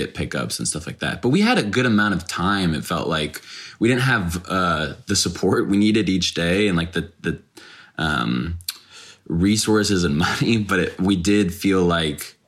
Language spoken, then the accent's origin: English; Dallas, Texas, United States; I grew up in Dallas